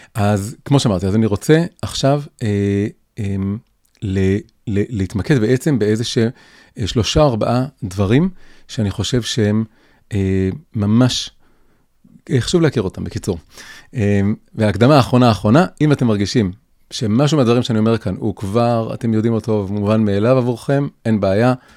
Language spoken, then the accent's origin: Hebrew; Tel Aviv, Tel Aviv District, Israel; also born or lived in Jerusalem; נולדתי וגדלתי בתל אביב, בלב השמאל החילוני